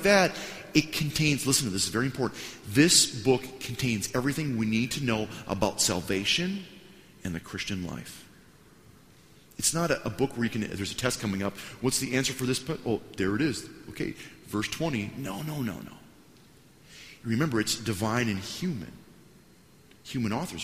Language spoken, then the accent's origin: English; Wisconsin, United States; moved away as an adult; now in Washington, United States; I'm from Wisconsin. When we go downtown, in the town that we used to live at, 400 people, you didn't have to pay to park downtown